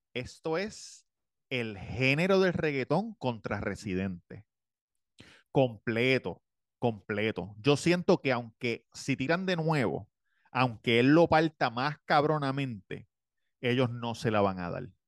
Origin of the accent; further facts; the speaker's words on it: Puerto Rico; siendo boricua tenemos reggaetón en la sangre, nos criamos con eso desde chiquito